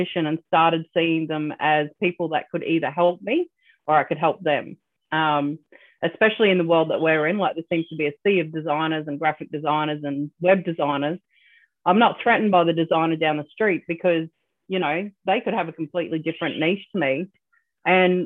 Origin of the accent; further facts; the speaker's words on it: Australia; I'm Australian